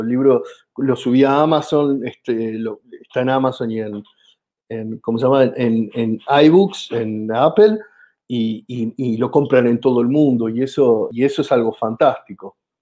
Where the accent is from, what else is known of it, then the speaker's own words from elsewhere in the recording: Argentina; accent: Argentine; viajar a Chile con mi acento, es evidente que soy argentino